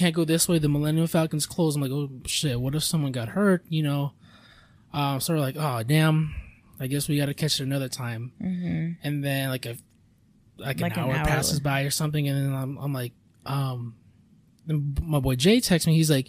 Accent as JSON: {"language": "English", "country": "Philippines", "said": "I mean, if I'm me being Filipino, if I had like a thing of rice"}